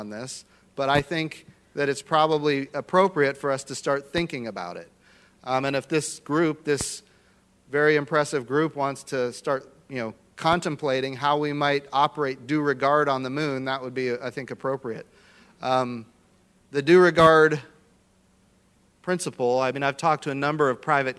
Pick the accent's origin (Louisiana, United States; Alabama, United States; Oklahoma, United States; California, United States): Oklahoma, United States; I come from Oklahoma